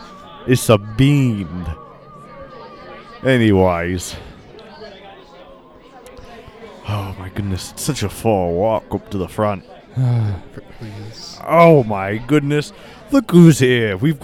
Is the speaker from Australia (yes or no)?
yes; Australia; We're both from Australia. We should really know why, but we both don't.